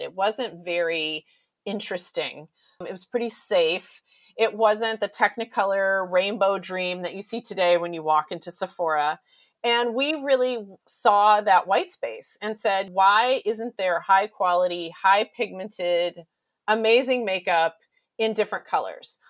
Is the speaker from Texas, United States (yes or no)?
yes; Texas, United States; growing up in Texas